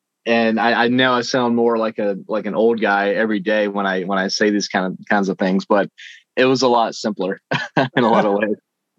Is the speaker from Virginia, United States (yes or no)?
yes; Shenandoah Valley, Virginia, United States; I grew up in the Shenandoah Valley. I'm just a country boy. I didn't get out a whole lot.